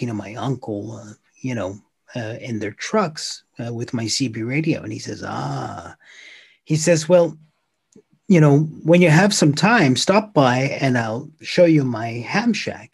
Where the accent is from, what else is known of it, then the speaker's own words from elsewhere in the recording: United States; moved away as an adult; now in Finland; I'm an American, but I've been here a long time